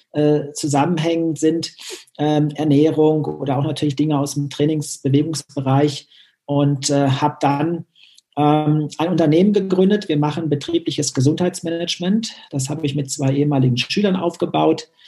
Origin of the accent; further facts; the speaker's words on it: North Rhine-Westphalia, Germany; Ich komme aus Nordrhein-Westfalen und konnte dann vor 18 Jahren ähm, diese Leidenschaft im Tischtennis und meinen Lehrberuf verbinden an der Eliteschule des Sports.